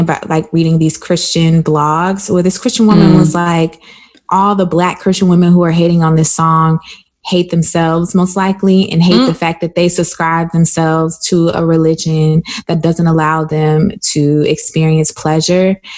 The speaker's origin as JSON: {"language": "English", "region": "South Carolina", "country": "United States", "tie": "born or raised there", "said": "I grew up in South Carolina. And if you couldn't tell by the way I sound, well, that's why I grew up."}